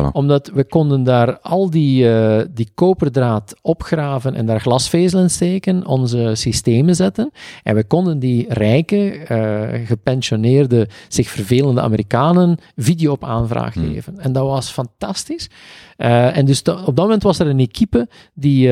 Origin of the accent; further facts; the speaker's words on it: East Flanders, Belgium; wij komen uit Oost-Vlaanderen